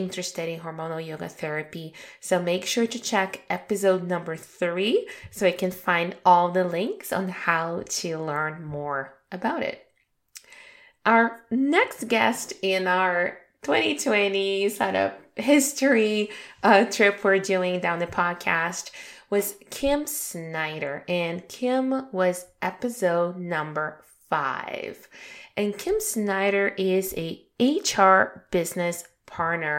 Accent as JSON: {"language": "English", "country": "Brazil", "also_born_or_lived": "Toronto, Canada", "moved": "yes", "said": "Brazil, which is my home country"}